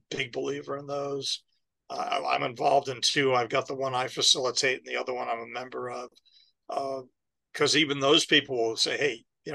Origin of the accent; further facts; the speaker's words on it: New York, United States; moved away; also born or lived in Baltimore / Florida; I was from New York